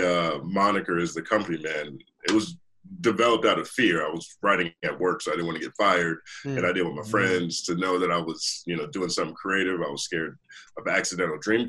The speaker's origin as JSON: {"language": "English", "region": "the South", "country": "United States", "tie": "born or raised there", "said": "I grew up in the South"}